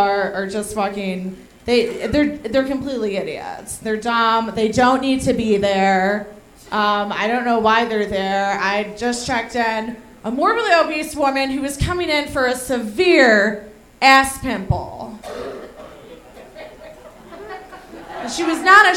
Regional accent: Chicago, Illinois, United States; moved away as an adult; now in Denver, United States; I live in Denver. I've been in Denver 2 years. I'm from Chicago

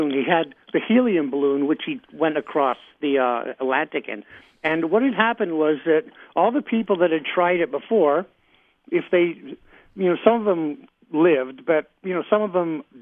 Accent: England, United Kingdom; also born or lived in Australia; So I grew up in England, Australia, all over the Commonwealth.

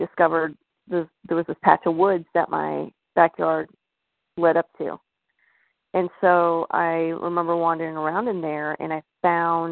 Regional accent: Bennington, Vermont, United States; I'm originally from Bennington, Vermont, and the town itself has a lot of mystery concerning it.

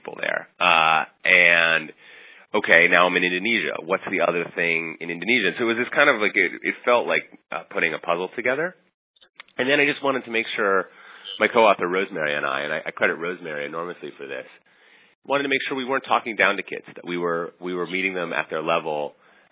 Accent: Minneapolis, Minnesota, United States; born or raised there; moved away as an adult; now in New York, United States

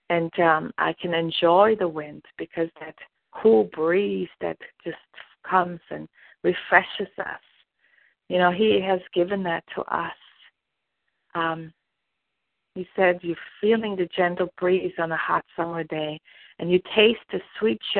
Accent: Germany; I'm from Germany

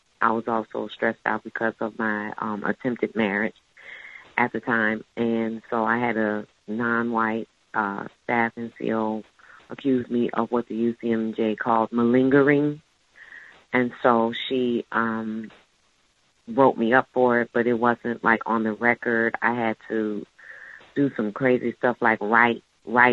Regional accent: New Orleans, Louisiana, United States; I'm not just stationed in New Orleans. This is my hometown.

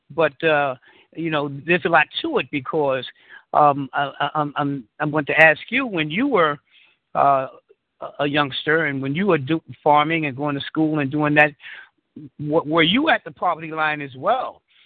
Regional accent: New York City, New York, United States; born and raised in Harlem in the Bronx

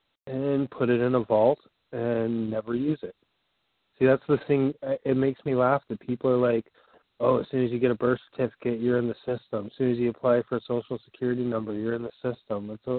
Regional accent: Canada; I'm a Canadian citizen.

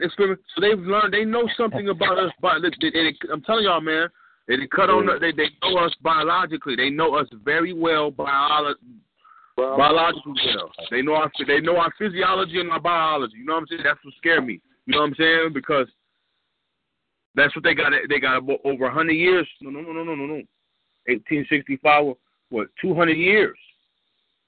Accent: California, United States; I'm from California

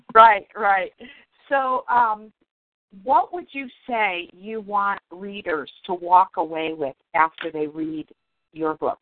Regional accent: Detroit, Michigan, United States; I grew up in Detroit

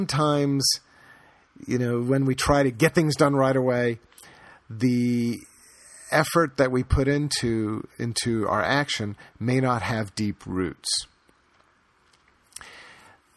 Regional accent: United States; born and bred in America in the years after World War II

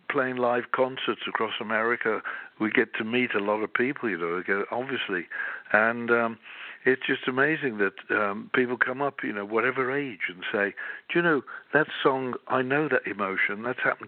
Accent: Birmingham, West Midlands, United Kingdom; I'm from Birmingham in England

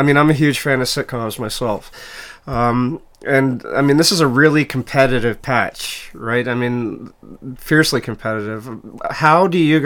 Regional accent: Quebec, Canada; I'm from Quebec

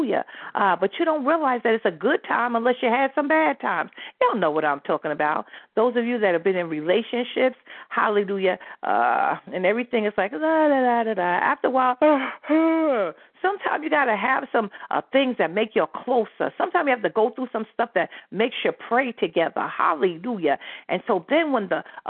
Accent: United States; moved away; I'm from New York, New Jersey

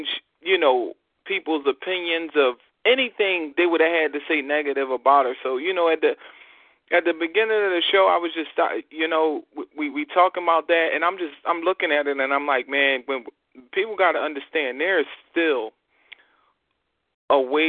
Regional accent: Philadelphia, Pennsylvania, United States; we are from Philadelphia, born and raised, and lived our entire lives in Philadelphia.

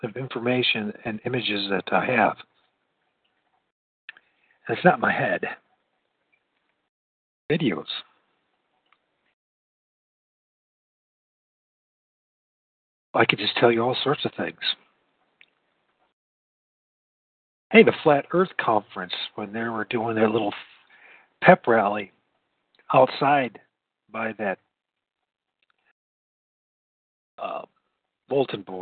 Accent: United States; I grew up in the United States of America, the good old U.S.

